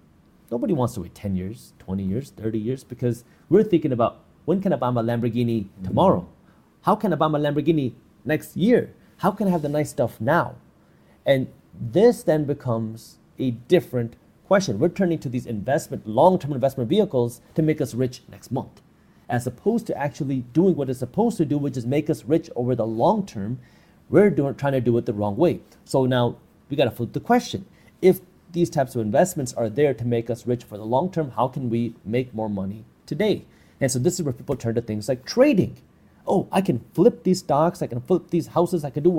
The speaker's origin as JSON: {"language": "English", "region": "Michigan", "country": "United States", "said": "I'm from Michigan, right? We have snow there."}